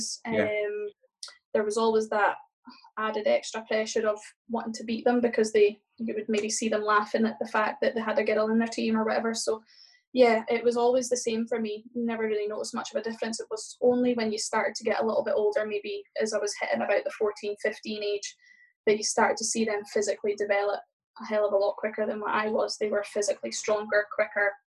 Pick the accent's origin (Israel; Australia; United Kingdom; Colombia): United Kingdom; Aberdeen, Scotland; growing up in Aberdeen